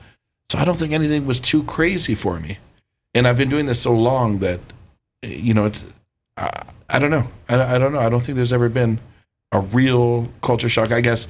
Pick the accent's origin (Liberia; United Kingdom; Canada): Canada; Toronto, Ontario; coming from Toronto, I was born and raised in downtown Toronto.